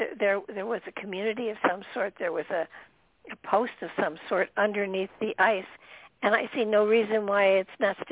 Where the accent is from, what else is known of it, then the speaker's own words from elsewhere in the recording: Midwest, United States; moved away; also born or lived in Michigan / Minnesota / Connecticut; I grew up in Michigan and Minnesota.